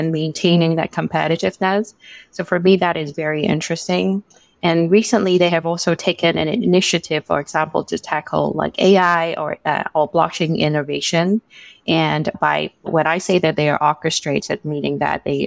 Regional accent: Hong Kong; moved away as an adult; also born or lived in United Kingdom; now in Singapore; I'm born and raised in Hong Kong, and I went abroad to UK for most of my education

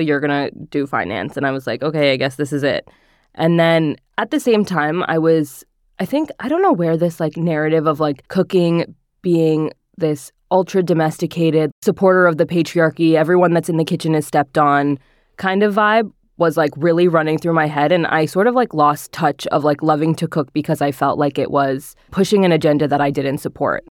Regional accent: northern New Jersey, United States; I grew up in northern New Jersey

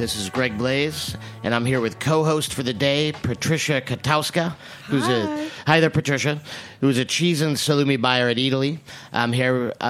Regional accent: New England, United States; also born or lived in California; now in New York, United States; I am from New England, everything's small.

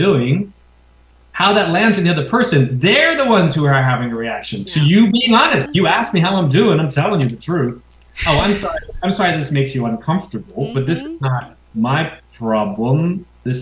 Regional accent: New York City, New York, United States; I grew up in New York City.

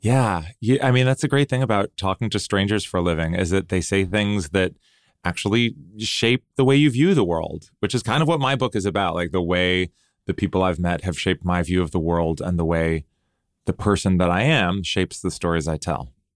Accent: United States; growing up in the United States

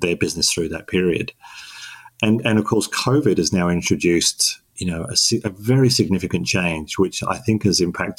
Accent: London, United Kingdom; moved away as an adult; now in Melbourne, Australia; I was born in London in the UK. And lived there for 18 years.

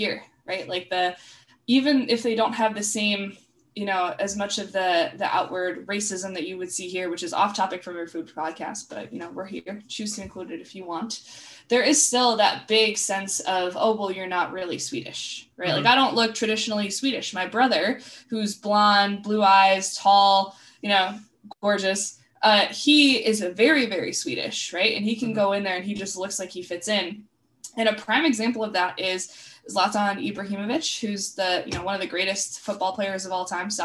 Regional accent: New York, United States; also born or lived in Stockholm, Sweden / France / Canada; now in Seattle, United States; right now I'm from Seattle, but I'm also from New York, because that's where I grew up for most of my life

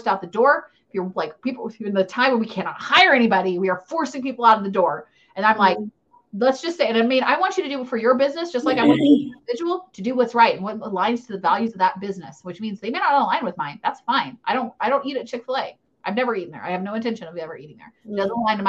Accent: United States; I'm an American

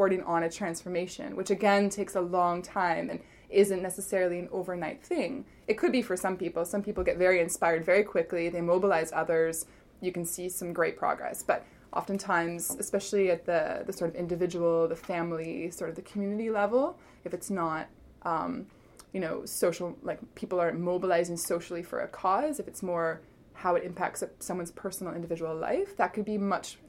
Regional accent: Canada; moved away as an adult; also born or lived in Middle East; Where we are as a Canadian society, I have to say, since I've come home

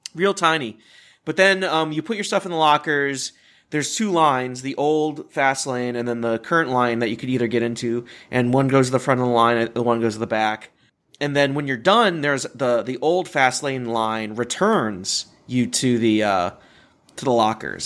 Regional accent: Richmond, Virginia, United States; I grew up more on Kings Dominion because of where I was in Richmond, Virginia

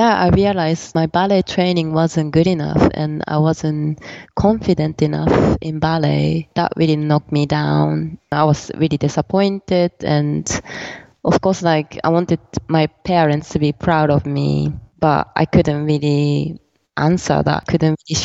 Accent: Tokyo, Japan; also born or lived in New York; now in London, United Kingdom; I was born in New York, grown up in Tokyo, live in London right now

